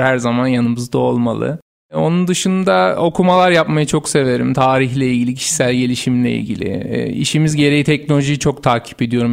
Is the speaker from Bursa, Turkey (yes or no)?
yes; Bursa, Turkey; Bursa doğumluyum. Uludağ Üniversitesi Makine Mühendisliği mezunuyum.